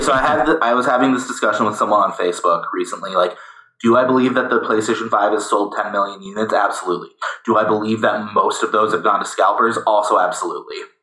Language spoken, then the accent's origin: English; United States; I'm American